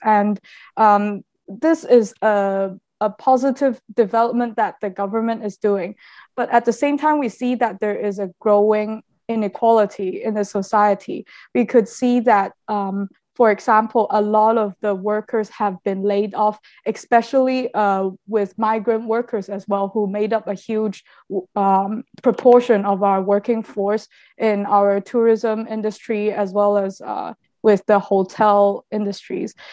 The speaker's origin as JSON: {"language": "English", "country": "Macau", "said": "I'm a a local citizen from Macau."}